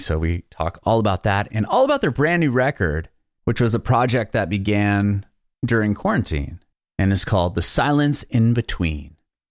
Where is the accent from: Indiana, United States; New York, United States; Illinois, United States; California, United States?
California, United States; San Diego; I'm originally from San Diego